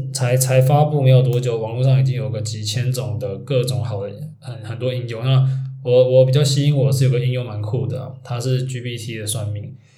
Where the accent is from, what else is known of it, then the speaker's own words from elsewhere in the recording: Taiwan; 我们毕竟我们是台湾人